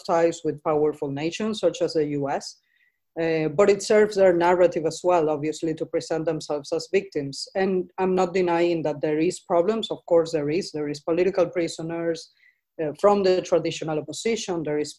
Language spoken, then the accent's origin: English; Caracas, Capital District, Venezuela; moved away as an adult; I was back in Caracas, my hometown.